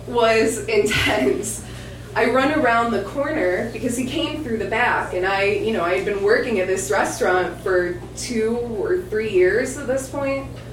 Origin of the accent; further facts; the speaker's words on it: Michigan, United States; moved away; also born or lived in Ypsilanti, Michigan; I'm from Michigan